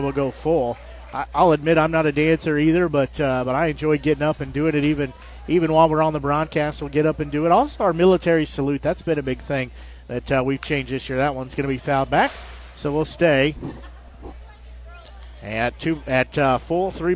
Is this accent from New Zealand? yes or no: no; Nevada, United States; growing up in Nevada